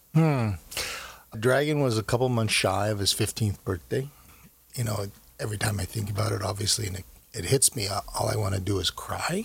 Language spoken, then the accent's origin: English; United States; also born or lived in Korea / New York; I see myself very much as uh, as uh, as an American growing up here